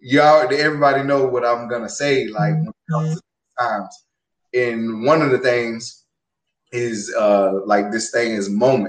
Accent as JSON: {"language": "English", "region": "Georgia", "country": "United States", "tie": "born or raised there", "moved": "yes", "said": "my hometown, Georgia"}